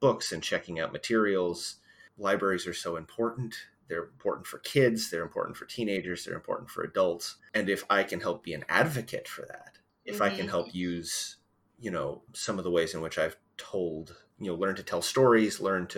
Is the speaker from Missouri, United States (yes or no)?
yes; Missouri, United States; now in Westerville, United States; I basically grew up in a library where I grew up back in Missouri